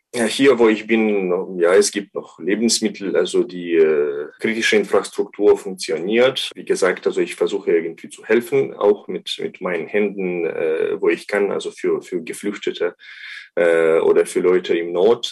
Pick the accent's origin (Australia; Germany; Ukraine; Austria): Ukraine; als Ukrainer würde ich sagen